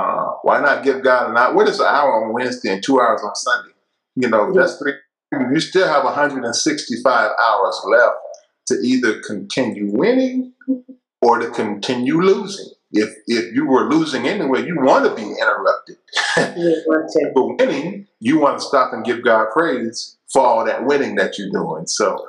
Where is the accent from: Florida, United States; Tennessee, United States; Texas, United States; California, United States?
Tennessee, United States; Murfreesboro; my wife and I decided to start a Bible study here in Tennessee in my hometown, Murfreesboro, right outside of Nashville